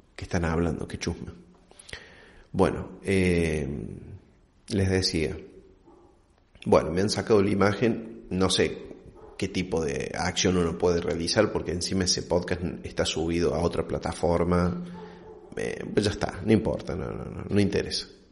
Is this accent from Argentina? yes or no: yes; Argentina; como buen argentino